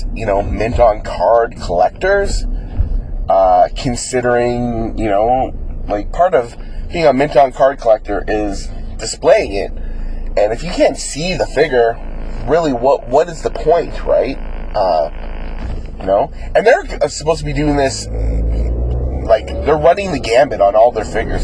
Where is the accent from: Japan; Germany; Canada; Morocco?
Canada; as a Canadian collector